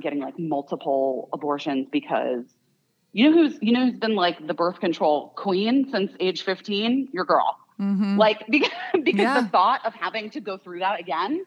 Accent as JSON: {"language": "English", "region": "Arizona", "country": "United States", "tie": "born or raised there", "said": "I grew up in Arizona."}